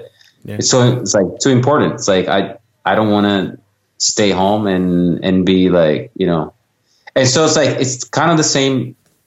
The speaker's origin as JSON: {"language": "English", "country": "Italy", "tie": "born or raised there", "moved": "yes", "said": "born and raised in Italy"}